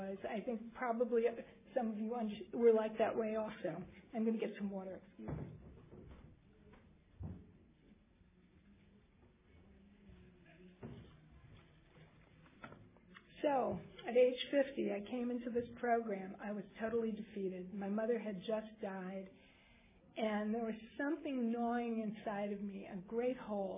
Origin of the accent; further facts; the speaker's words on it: New York City, New York, United States; I grew up in Manhattan